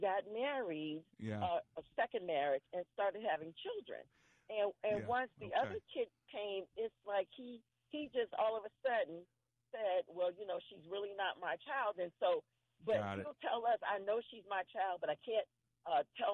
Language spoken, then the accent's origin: English; North Carolina, United States; I'm from North Carolina